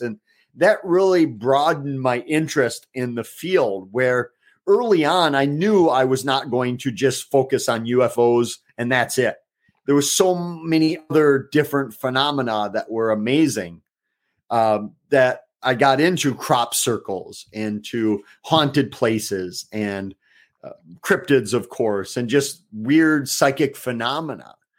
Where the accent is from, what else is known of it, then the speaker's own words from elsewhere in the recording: Eau Claire, Wisconsin, United States; my hometown of Eau Claire